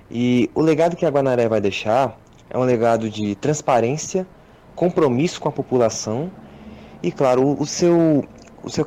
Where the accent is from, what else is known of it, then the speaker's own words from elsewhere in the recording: Vitória da Conquista, Bahia, Brazil; sou de Vitória da Conquista Interior da Bahia.